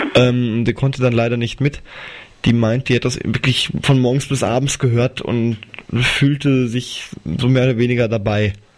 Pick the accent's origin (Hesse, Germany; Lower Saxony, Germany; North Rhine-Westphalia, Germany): Hesse, Germany; Wetzlar; also born or lived in Arzbach; Wetzlar ist meine Heimatstadt